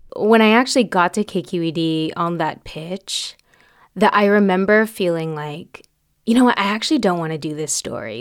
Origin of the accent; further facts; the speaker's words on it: Fairfield, California, United States; also born or lived in Vallejo, California; I was born in Vallejo, but I grew up in Sassoon City in Fairfield, which is in Solano County